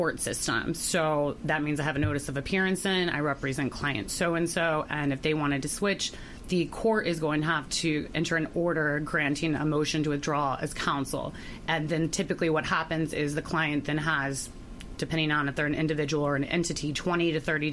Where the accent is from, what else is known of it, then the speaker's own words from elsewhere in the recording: Ohio, United States; now in Florida, United States; I'm from Ohio